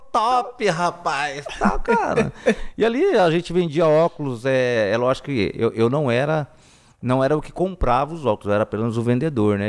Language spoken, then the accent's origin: Portuguese; Presidente Prudente, São Paulo, Brazil; eu sou de Presidente Prudente, né? Que é bem região de São Paulo, né? Velho Oeste. E eu sempre morei na, na, no bairro da Coab, Secap, né? Até os 18 anos de idade